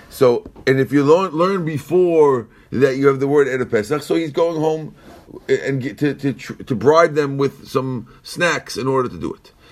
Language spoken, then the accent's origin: English; Iran; moved away; Our neighbor didn't see me for 35 years. I came from Iran.